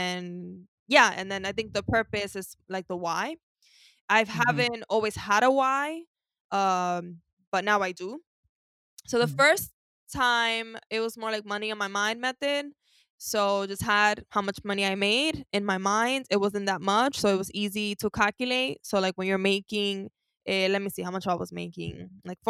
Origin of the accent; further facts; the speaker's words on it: New York City, New York, United States; I grew up with a lot of shopping. I'm from Harlem, so a lot of trips to El Mundo, which is a store